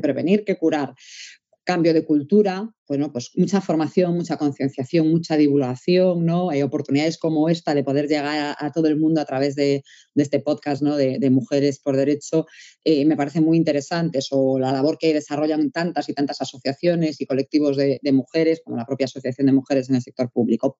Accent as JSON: {"language": "Spanish", "region": "Galicia", "country": "Spain", "said": "como buena gallega que soy"}